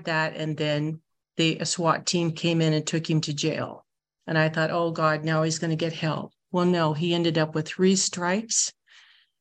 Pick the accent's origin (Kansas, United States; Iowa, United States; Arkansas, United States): Iowa, United States; also born or lived in Orange County, California; now in California, United States; I live in Orange County, but I got a lot of my common sense by growing up in the state of Iowa.